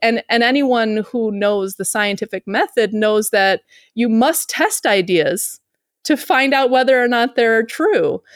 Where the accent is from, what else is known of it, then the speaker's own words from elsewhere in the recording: Chicago, Illinois, United States; moved away as an adult; now in Uruguay; I'm from Chicago